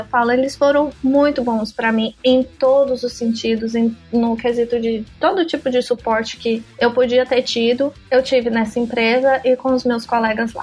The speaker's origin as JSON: {"language": "Portuguese", "town": "Goiânia", "region": "Goiás", "country": "Brazil", "first_language": "Portuguese", "moved": "as an adult", "lives_now": "Ireland", "said": "eu sou de Goiânia, não é uma cidade pequena"}